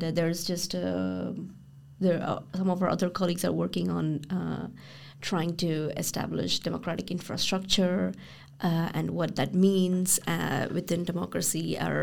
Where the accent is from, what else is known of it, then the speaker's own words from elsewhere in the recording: Brussels, Belgium; growing up in Brussels with expat parents who are more or less around these sectors, I went to the parliament or to the council